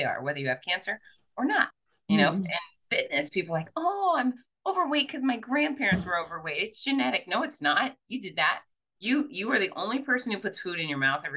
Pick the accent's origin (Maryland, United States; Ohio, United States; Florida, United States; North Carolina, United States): Florida, United States; Fort Lauderdale; now in Gainesville, United States; I was born and raised in Fort Lauderdale, and then I came up to the University of Florida in Gainesville